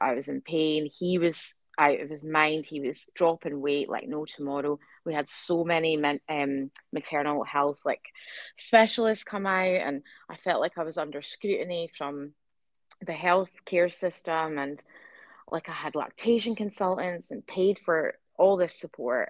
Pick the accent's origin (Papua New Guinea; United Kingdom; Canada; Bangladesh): United Kingdom; Scotland; now in Adelaide, Australia; I'm Scottish